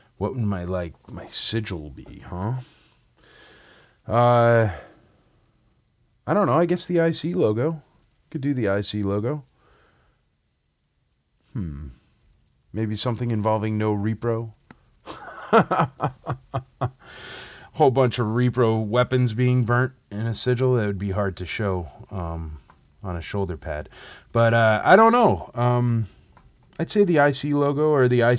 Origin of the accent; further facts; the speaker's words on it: Torrington, Connecticut, United States; my hometown of Torrington, Connecticut